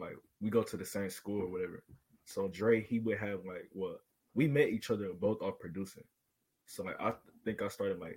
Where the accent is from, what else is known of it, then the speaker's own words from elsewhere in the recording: Atlanta, Georgia, United States; I'm 16. I'm from Atlanta, Georgia